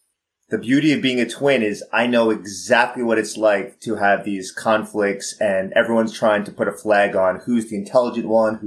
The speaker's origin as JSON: {"language": "English", "region": "New York", "country": "United States", "said": "I'm a pretty candid New Yorker"}